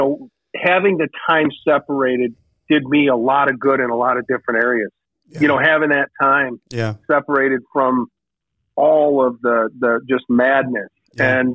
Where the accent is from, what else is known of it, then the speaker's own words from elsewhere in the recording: Syracuse, New York, United States; moved away; also born or lived in Las Vegas; I grew up in Central New York